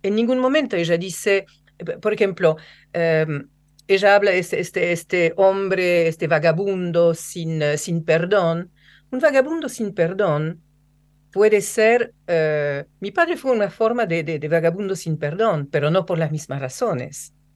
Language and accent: Spanish; Rouen, Normandy, France; Spanish is a second language; now in Argentina; mi pueblo, que es Rouen. Rouen es un pueblo gris, lloviznoso.